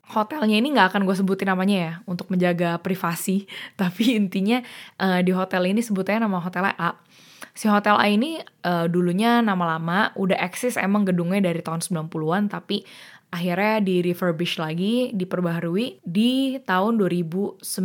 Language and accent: Indonesian; Jakarta, Indonesia; gue sebenarnya asli orang Jakarta, gue lahir di Jakarta